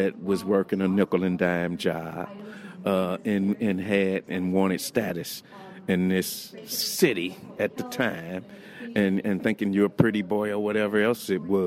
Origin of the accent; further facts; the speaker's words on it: St. Louis, Missouri, United States; I'm from St. Louis